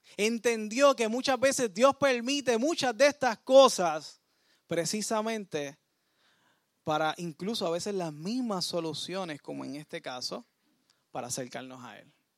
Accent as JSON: {"language": "Spanish", "country": "Puerto Rico", "said": "nosotros como puertorriqueños"}